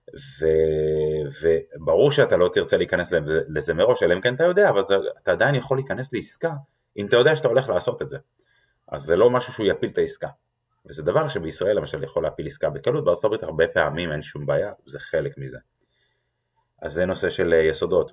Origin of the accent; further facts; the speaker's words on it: Israel; אנחנו כישראלים